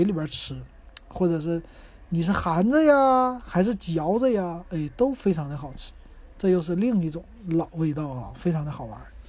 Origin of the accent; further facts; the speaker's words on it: Shenyang, Liaoning, China; 这就是我们沈阳人最经典的以前记得的八王寺汽水瓶子的样子啊。